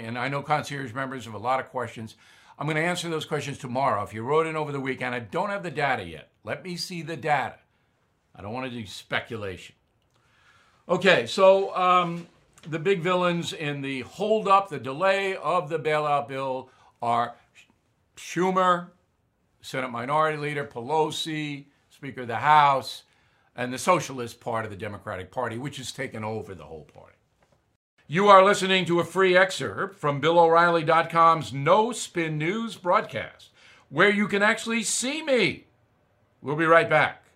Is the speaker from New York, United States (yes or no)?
yes; Long Island, New York, United States; in my hometown on Long Island